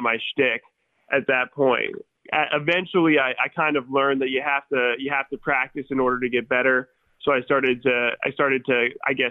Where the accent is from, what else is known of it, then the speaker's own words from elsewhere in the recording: Jacksonville, Florida, United States; moved away; also born or lived in Chicago, Illinois / California; we moved actually from Chicago down to Jacksonville when I was 6 months old